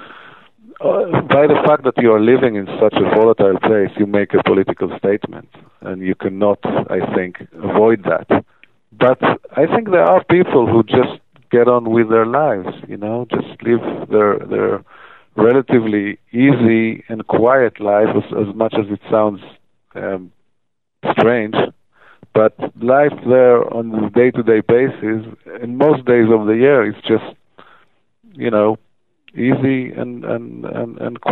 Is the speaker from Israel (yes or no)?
yes; Tel Aviv, Tel Aviv District, Israel; I'm from Tel Aviv